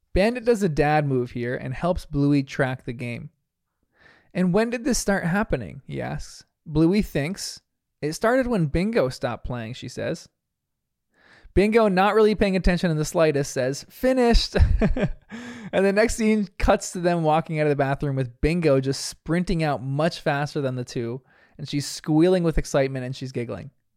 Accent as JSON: {"language": "English", "region": "New Jersey", "country": "United States", "said": "I'm from New Jersey, where we speak proper English"}